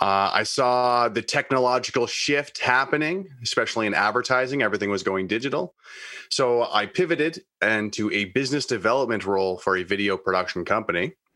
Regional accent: Kingston, Ontario, Canada; Well, I grew up in Kingston, Ontario, Canada. Went to school for media studies in London, Ontario, and also radio broadcasting.

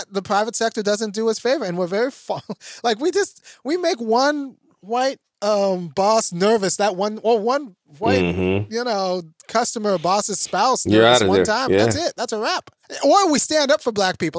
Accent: Los Angeles, California, United States; I grew up in Baldwin Hills

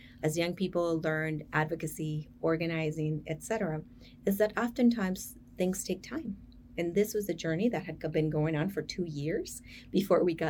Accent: United States; I'm sort of first generation growing up in the United States.

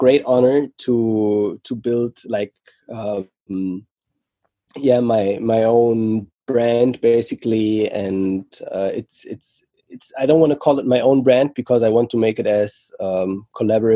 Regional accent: Frankfurt, Hesse, Germany; also born or lived in Senegal; I currently live in Germany, Frankfurt. And I was raised mainly here in Frankfurt.

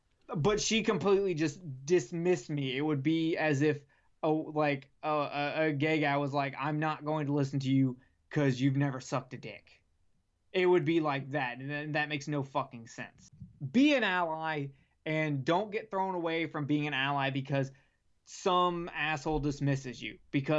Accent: Alabama, United States; born there; also born or lived in South Carolina; When I graduated 10th grade, I got moved from South Carolina to Alabama. I was born in Alabama, so it's not like I didn't know where I was.

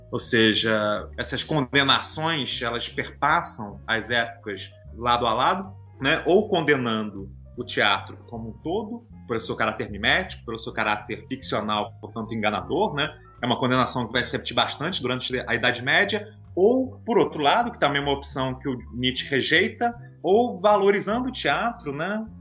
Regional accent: Niterói, Rio de Janeiro, Brazil; eu sou de Niterói, no Rio de Janeiro.

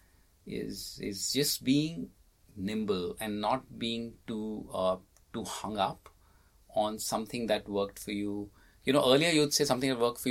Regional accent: India; being Indian

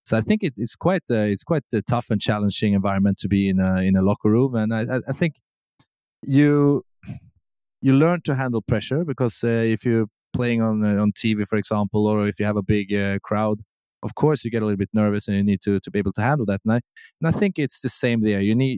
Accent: Sweden; English is a second language; But I will say Sweden is a really good country to grow up in.

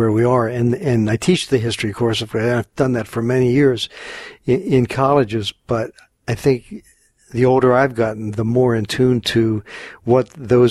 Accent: Philadelphia, Pennsylvania, United States; moved away as an adult; also born or lived in Los Angeles, United States; now in New Jersey, United States; I grew up in Philadelphia and was playing a lot around the city

